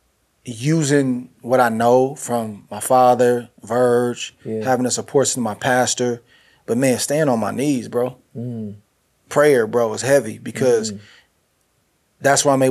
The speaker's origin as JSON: {"language": "English", "region": "Northern California", "country": "United States", "tie": "born or raised there", "said": "I grew up in Northern California"}